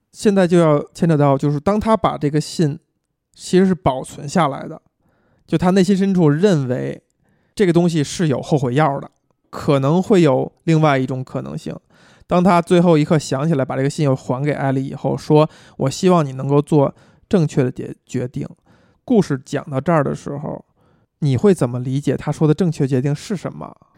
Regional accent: China; 我们中国人很熟悉的情节

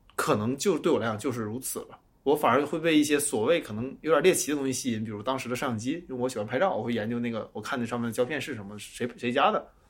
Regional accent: Changchun, Jilin, China; 我是个长春人

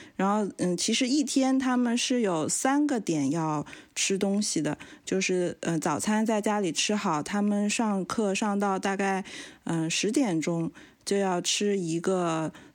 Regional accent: Changsha, Hunan, China; moved away as an adult; now in Melbourne, Australia; 我是一个长沙人

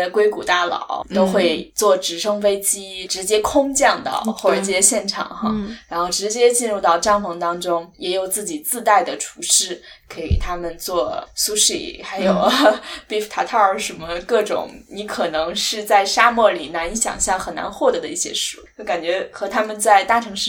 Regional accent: China; 我觉得至少作为一个中国人可能没有哈

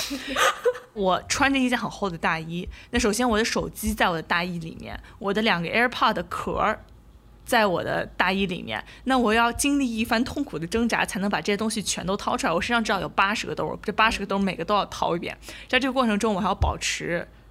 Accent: Shanxi, China; 我和阿花都是山西人

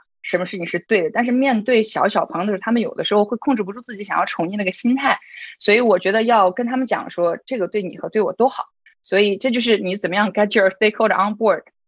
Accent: Urumqi, Xinjiang, China; moved away as an adult; also born or lived in Shihezi / Beijing; now in United States; 我自己呢是一个新疆人，我是石河子出生，乌鲁木齐长大的，所以我经常说我自己是老少边穷的小镇女青年。呃，然后去了北京上大学，对外经贸毕业了之后呢，是在中国一个部委，呃，中央部委工作了三年的时间，然后我就出国读了 M B A。M B A 之后留在了美国，在，分别在 Dell

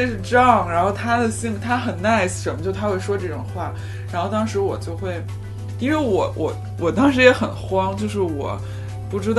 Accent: Beijing, China; 就是因为他们知道我是从北京来的

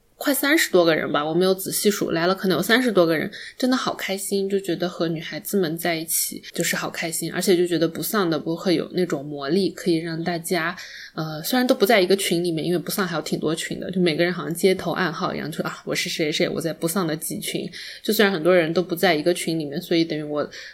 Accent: Wenzhou, Zhejiang, China; 因为我是温州的嘛，然后我们那边肯定是家家户户都有个店或者厂的那种，所以就一到寒暑假，我妈就会拉我在她的店里面坐着

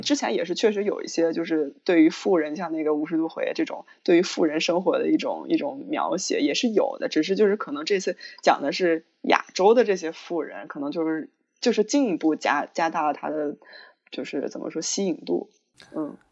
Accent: Shanxi, China; 我们山西人的“乐”这种感觉

